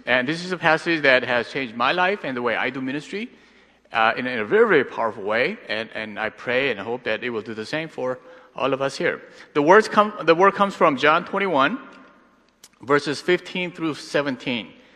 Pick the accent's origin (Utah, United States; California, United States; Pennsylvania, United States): Pennsylvania, United States; Pittsburgh; now in Los Angeles, United States; I grew up in Pittsburgh, but now I live